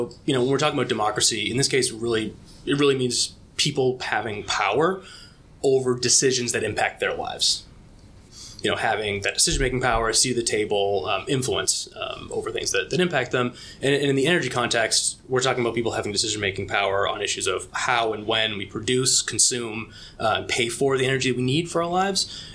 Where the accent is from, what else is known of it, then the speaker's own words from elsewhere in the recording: Massachusetts, United States; I grew up in Massachusetts